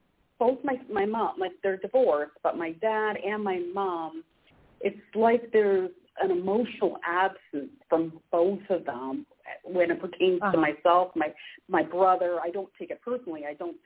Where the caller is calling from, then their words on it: Canada; I'm calling from Canada.